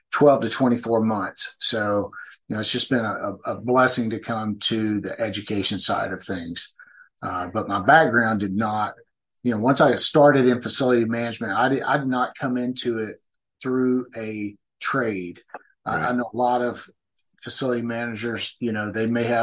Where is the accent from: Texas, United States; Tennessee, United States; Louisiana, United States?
Tennessee, United States; Memphis; also born or lived in St. Louis, Missouri / Kansas City / Topeka, Kansas; now in Springfield, United States; I'm originally from Memphis, Tennessee